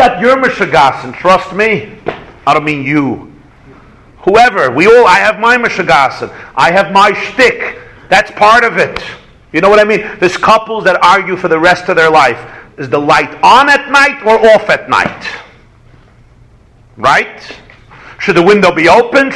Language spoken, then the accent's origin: English; New York, United States; I come from New York